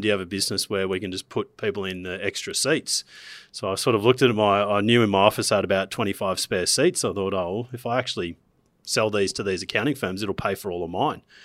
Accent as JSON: {"language": "English", "town": "Gold Coast", "region": "Queensland", "country": "Australia", "said": "I'm from Queensland, from the Gold Coast of all places."}